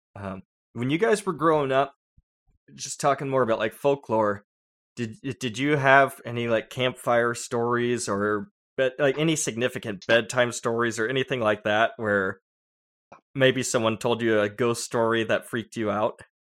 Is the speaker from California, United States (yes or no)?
yes; San Diego, California, United States; growing up in San Diego